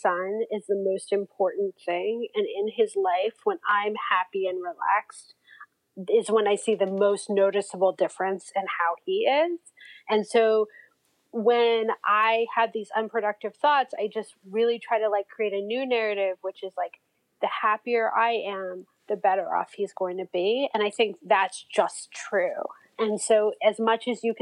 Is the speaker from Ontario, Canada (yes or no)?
yes; Toronto, Ontario, Canada; moved away as an adult; now in United States; I grew up in Toronto